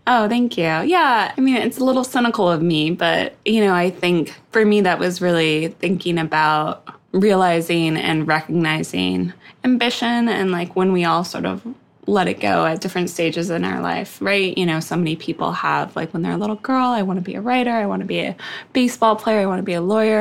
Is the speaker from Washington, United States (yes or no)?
yes; Seattle, Washington, United States; moved away; also born or lived in East Coast; I grew up in Seattle